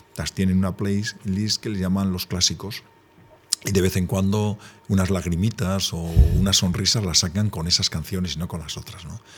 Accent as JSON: {"language": "Spanish", "area": "Gipuzkoa", "region": "Basque Country", "country": "Spain", "said": "muy guipuzcoano"}